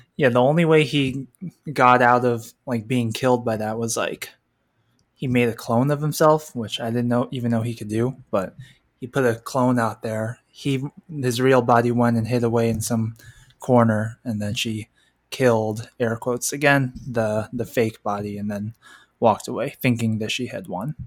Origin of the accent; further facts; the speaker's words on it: California, United States; My home state of California